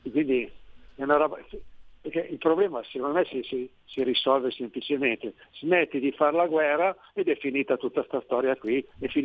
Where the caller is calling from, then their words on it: Como, Lombardy, Italy; Pronto, buongiorno. … siamo da Como.